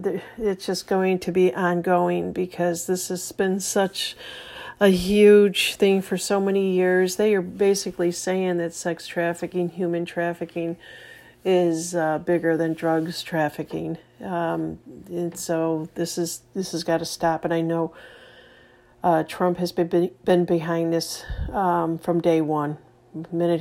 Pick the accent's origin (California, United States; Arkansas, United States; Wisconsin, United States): Arkansas, United States; Bella Vista; I'm from Bella Vista, Arkansas